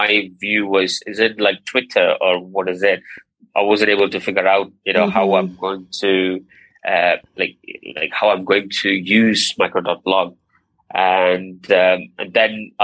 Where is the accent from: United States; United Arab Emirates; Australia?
United Arab Emirates; Abu Dhabi; moved away as an adult; also born or lived in Tamil Nadu, India; now in United Kingdom; I was born in India, in a place called Tamil Nadu, and but I grew up in Abu Dhabi all my life, and Abu Dhabi is in the United Arab Emirates.